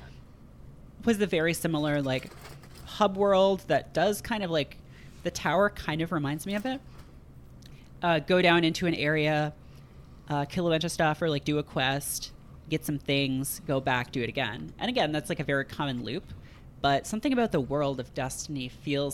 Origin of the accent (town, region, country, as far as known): Canada; born or raised there